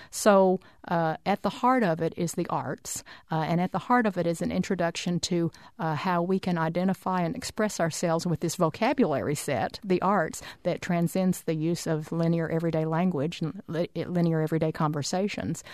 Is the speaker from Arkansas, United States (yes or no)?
yes; Arkansas, United States; also born or lived in Oklahoma; I was born in Oklahoma and grew up in Arkansas